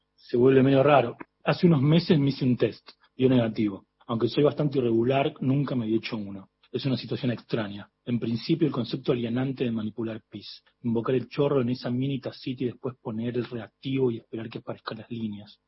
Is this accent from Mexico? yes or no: no; Córdoba, Argentina; now in Buenos Aires, Argentina; Yo me crié en Córdoba al lado de, eh, del río Suquía